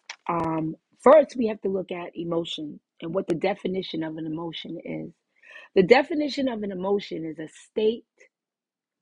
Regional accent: New York City, New York, United States; also born or lived in New Jersey; We used to live in Brooklyn. That's my hometown where I was born.

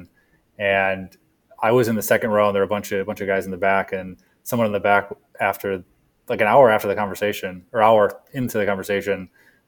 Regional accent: Michigan, United States; also born or lived in San Francisco; I'm a Midwesterner. Grew up here in Michigan, lived all over

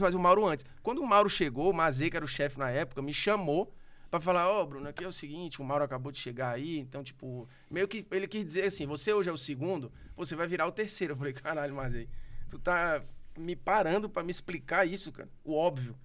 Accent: Fortaleza, Ceará, Brazil; accent: Cearense; moved away as an adult; also born or lived in Rio de Janeiro; now in São Paulo, Brazil; nasci numa cobertura na Aldeota. Depois morava num bom apartamento em Fortaleza

